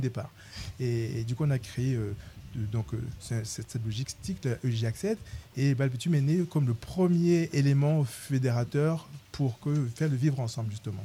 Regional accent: Cameroon; also born or lived in Paris; now in Tours, France; au Cameroun, mon pays d'origine.

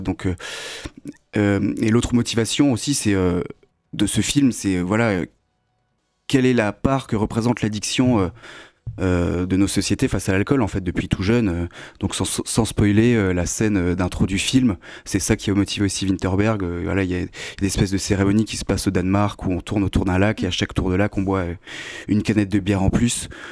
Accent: Lorraine, Grand Est, France; moved away; je viens de Lorraine à la base

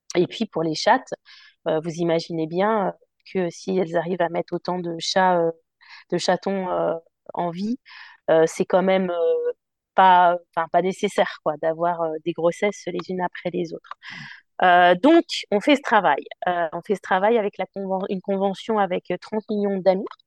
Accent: Paris, Île-de-France, France; also born or lived in London; now in Tours, France; je suis parisienne en plus d'origine

